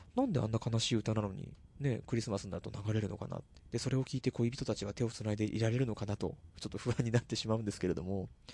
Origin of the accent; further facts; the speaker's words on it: Tochigi, Japan; also born or lived in Tokyo; 自分の地元に持ち込んできちゃったと。栃木の尺度と